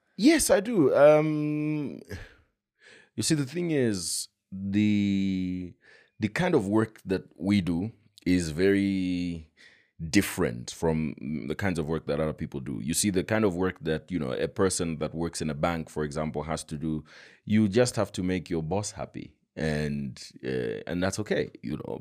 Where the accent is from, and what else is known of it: Kabwe, Central Province, Zambia; born or raised there; moved away as an adult; also born or lived in Choma / Mazabuka / Lusaka